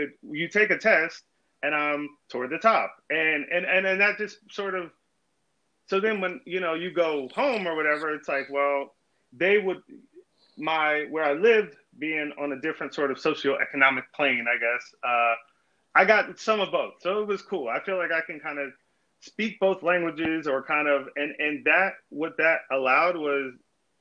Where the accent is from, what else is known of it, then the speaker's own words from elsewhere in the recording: Virginia Beach, Virginia, United States; I grew up in Virginia Beach, Virginia